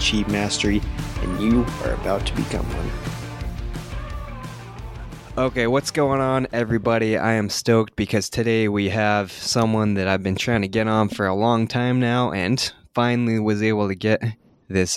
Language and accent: English; Kanab, Utah, United States; Kanab, Utah, which is actually my hometown there.